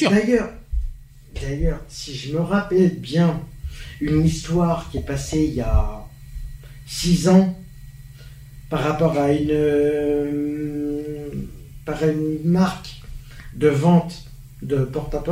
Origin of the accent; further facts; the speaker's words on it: Paris, Île-de-France, France; Je suis de Paris moi aussi.